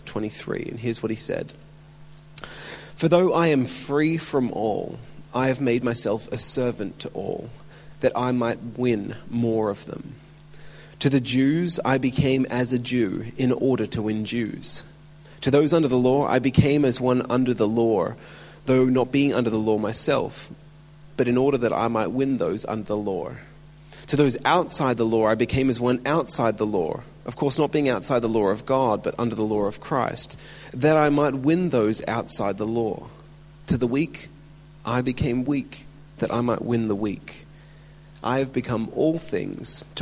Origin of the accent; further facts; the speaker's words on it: Melbourne, Victoria, Australia; now in Brisbane, Australia; my hometown in Melbourne. So I've been for the last 25 years in exile, living up in Brisbane